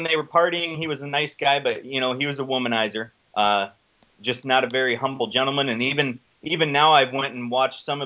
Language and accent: English; Illinois, United States; I'm from Illinois